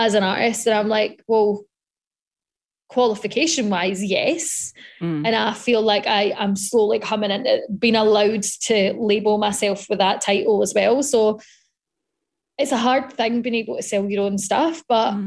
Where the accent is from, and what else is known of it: Scotland, United Kingdom